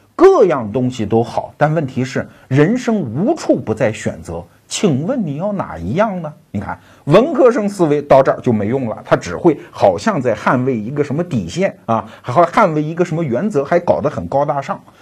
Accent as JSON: {"language": "Chinese", "country": "China", "said": "我们中国人"}